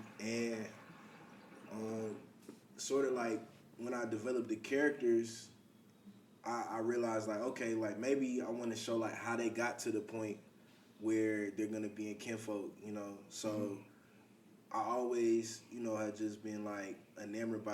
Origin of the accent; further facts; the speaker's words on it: East Side, Georgia, United States; growing up on the East Side